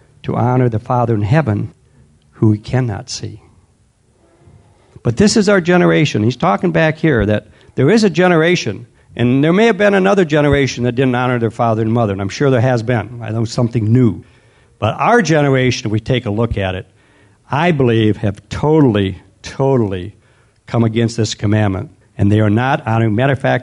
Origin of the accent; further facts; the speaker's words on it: United States; we as an American culture